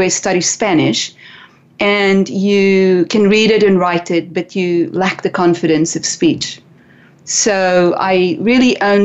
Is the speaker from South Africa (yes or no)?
yes; South Africa; growing up in South Africa, boarding schools were not for the rich and wealthy.